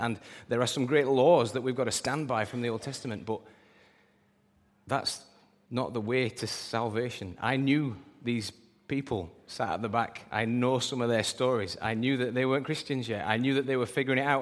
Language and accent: English; United Kingdom; we're British